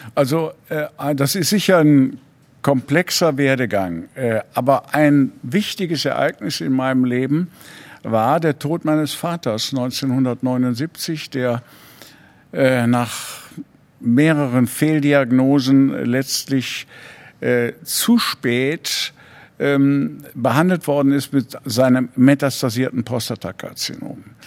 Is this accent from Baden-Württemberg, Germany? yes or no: no; Ratingen, North Rhine-Westphalia, Germany; also born or lived in Cologne / Düsseldorf / Hamburg; Ratingen geboren